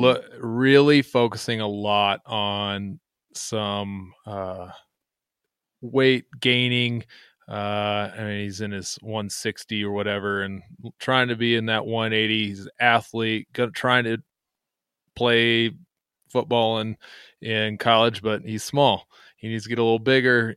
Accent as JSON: {"language": "English", "region": "South Dakota", "country": "United States", "said": "I'm from South Dakota."}